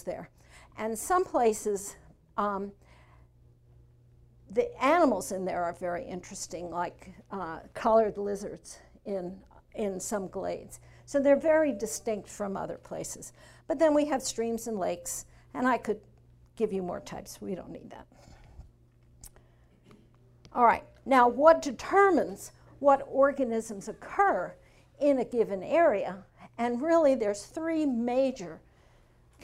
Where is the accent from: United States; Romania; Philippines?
United States; Northeast; now in Arkansas, United States; And I'm from the Northeast.